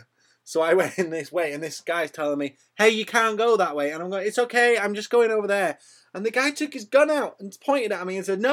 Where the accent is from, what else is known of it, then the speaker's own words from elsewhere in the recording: United Kingdom; I'm British. I'm as British as the next man.